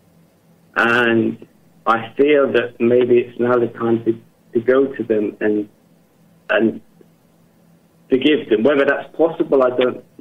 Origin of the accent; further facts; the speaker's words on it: England, United Kingdom; now in Germany; I'm from England, but I live and work in Germany